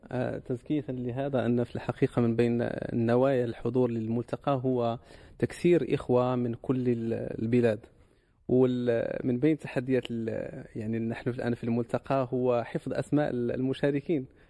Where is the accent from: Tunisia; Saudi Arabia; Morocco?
Morocco; عندنا في المغرب